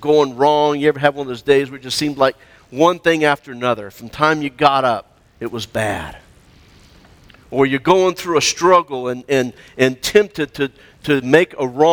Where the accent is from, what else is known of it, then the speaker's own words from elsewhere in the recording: Florida, United States; moved away; I grew up in Florida where you had warm, rainy weather.